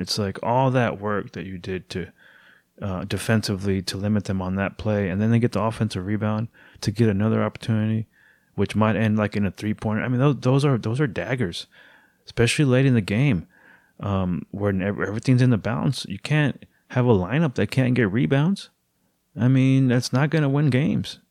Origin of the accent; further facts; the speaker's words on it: Houston, Texas, United States; my hometown of Houston, Texas